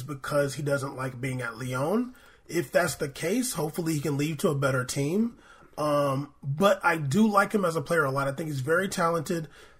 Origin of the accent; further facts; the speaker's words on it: Tottenham, London, United Kingdom; I've got nephews in London with black partners, and they have kids. I grew up in Tottenham, where 70% of the people are black.